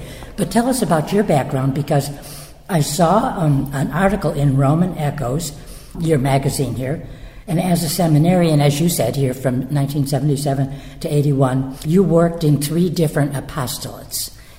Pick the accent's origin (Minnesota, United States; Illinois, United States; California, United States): Illinois, United States; near Chicago; now in Rome, Italy; I'm from the Midwest, too, born and raised near Chicago. So we are from that great part of America